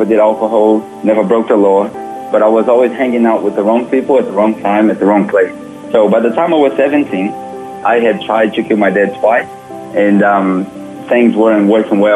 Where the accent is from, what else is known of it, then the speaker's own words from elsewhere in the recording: Brazil; English is a second language; moved away as an adult; also born or lived in New Zealand; now in Australia; I'm from Brazil originally. I was born there in 1983